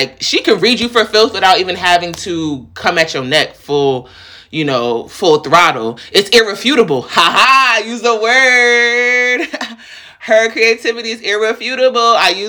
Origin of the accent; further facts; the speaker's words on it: New York, United States; So I'm from New York.